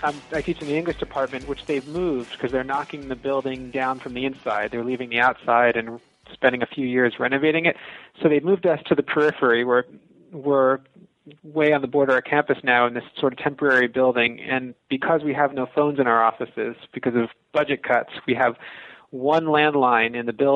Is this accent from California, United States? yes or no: no; West Long Branch, New Jersey, United States; moved away as an adult; also born or lived in Columbia, Missouri; now in Starkville, United States; I'm from New Jersey. I'm from a town called West Long Branch, which is on the shore